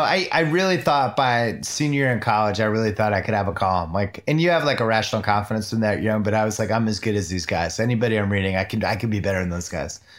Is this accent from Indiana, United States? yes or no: no; Chestnut Hill, Massachusetts, United States; I grew up in Chestnut Hill, Massachusetts